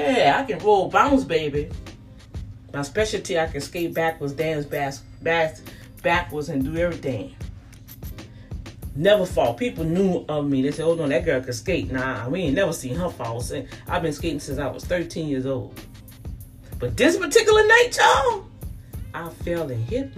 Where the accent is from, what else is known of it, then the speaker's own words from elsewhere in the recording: New Orleans, Louisiana, United States; Me growing up in the St. Thomas Project